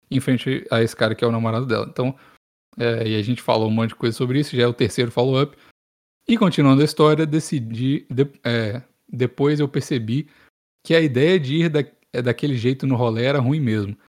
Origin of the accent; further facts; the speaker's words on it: Belo Horizonte, Minas Gerais, Brazil; Ô galera, principalmente sou de BH mesmo.